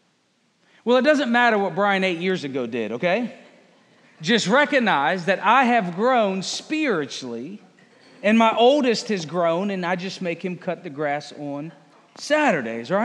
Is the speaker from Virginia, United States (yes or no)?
yes; Fredericksburg, Virginia, United States; moved away as an adult; also born or lived in Appalachian Mountains, Virginia; now in Conway, United States; I'm from this area of Virginia, Fredericksburg, Spotsylvania. This is home. That's where I lived for 30-some years.